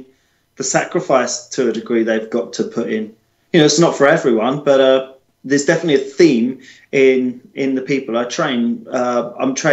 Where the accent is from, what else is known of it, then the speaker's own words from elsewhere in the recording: United Kingdom; as British people